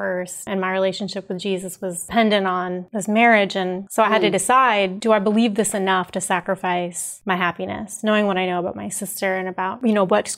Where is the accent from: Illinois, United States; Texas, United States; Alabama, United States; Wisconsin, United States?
Alabama, United States; Huntsville; moved away as an adult; also born or lived in Washington, D.C.; now in San Francisco, United States; when I was growing up in Alabama